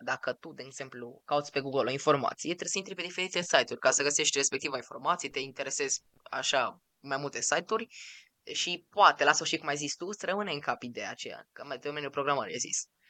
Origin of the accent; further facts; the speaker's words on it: Romania; noi suntem din România